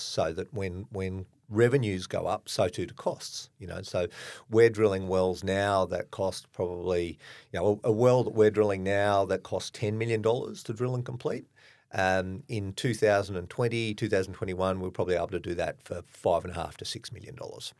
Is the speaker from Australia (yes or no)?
yes; Australia; I'm clearly Australian